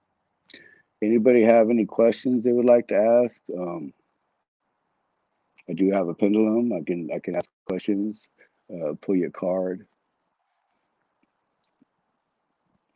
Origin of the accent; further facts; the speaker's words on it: San Diego, California, United States; also born or lived in Texas; now in Washington State, United States; I was born and raised in San Diego